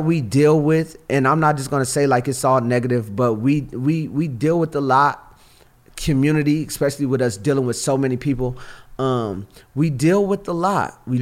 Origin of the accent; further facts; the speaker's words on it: Los Angeles, California, United States; also born or lived in Hawthorne / Inglewood; I'm from Watts, California